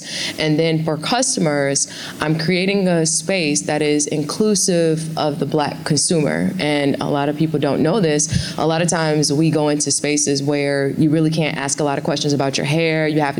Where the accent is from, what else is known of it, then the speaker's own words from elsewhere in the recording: Ghana; I'm originally from Ghana, are there new products that are launching there?